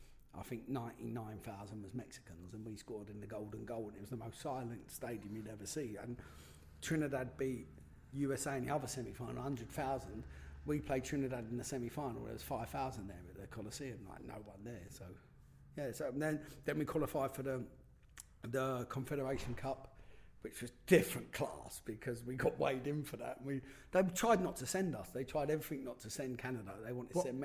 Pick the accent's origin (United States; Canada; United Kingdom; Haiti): United Kingdom; London; I'm from London